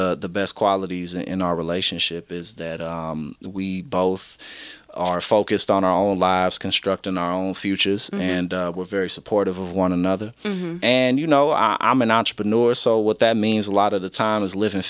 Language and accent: English; St. Louis, Missouri, United States; accent: Southern; moved away as an adult; also born or lived in East Coast; I'm from St. Louis, Missouri